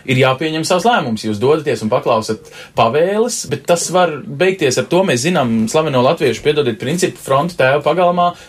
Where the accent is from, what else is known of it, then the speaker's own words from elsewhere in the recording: Latvia; Mēs visi esam latvieši, bet dažkārt bijuši dažādās frontes pusēs.